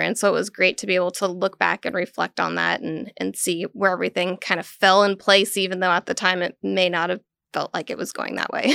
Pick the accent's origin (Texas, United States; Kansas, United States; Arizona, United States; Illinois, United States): Kansas, United States; Western; now in Manhattan, United States; I grew up in Little Western, Kansas